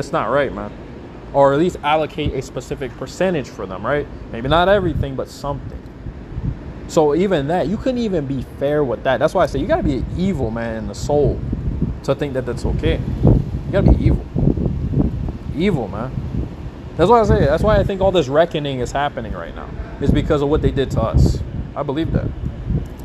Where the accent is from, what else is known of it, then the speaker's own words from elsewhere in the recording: Alaska, United States; When I grew up in Alaska